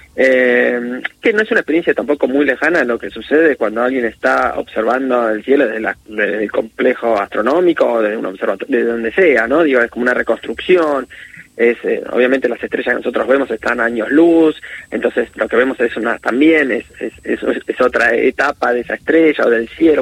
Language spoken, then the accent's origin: Spanish; Buenos Aires, Argentina; Soy de Buenos Aires.